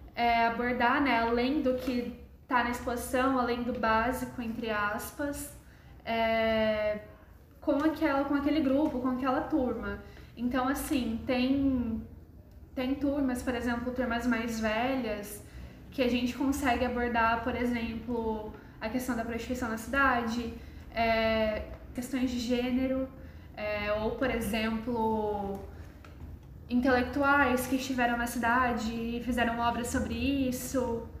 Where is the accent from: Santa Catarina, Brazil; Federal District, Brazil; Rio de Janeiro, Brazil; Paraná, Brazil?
Paraná, Brazil; Londrina; também sou de Londrina. Eu vinha mais no museu com a escola quando eu era criança.